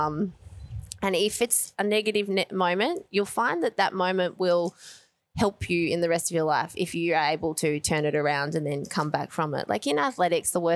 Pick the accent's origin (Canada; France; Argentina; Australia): Australia; I come from Australia